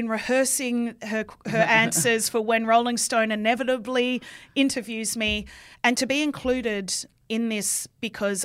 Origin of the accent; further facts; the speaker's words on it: Sydney, New South Wales, Australia; I grew up in St Ives and Cam grew up in Roseville. I went to St Ives High